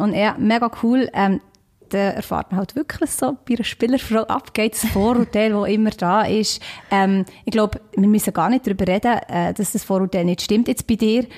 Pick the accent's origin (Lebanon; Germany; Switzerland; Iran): Switzerland; accent: Swiss Standard German; ich bin aus der Schweiz